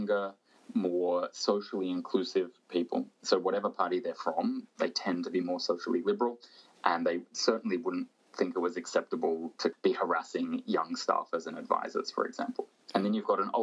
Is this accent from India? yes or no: no; Australia; moved away; my home country, Australia